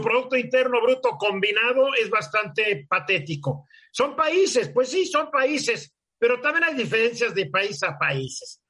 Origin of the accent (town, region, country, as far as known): Mexico